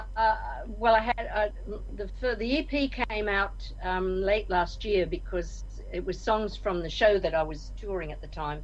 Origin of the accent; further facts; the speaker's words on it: Australia; moved away as an adult; also born or lived in Scotland / Nigeria; now in Liverpool, United Kingdom; born and bred in Australia, came over to the UK in my early 20s